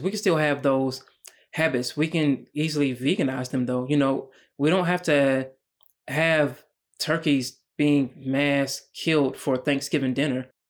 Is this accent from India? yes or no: no; United States; as a black man growing up in America